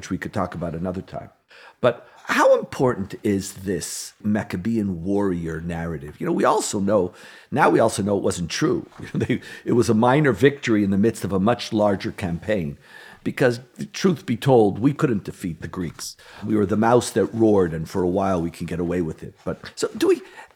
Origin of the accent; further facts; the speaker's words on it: Montreal, Quebec, Canada; now in Israel; Growing up in Canada, in Montreal, we weren't poor, but we didn't have a lot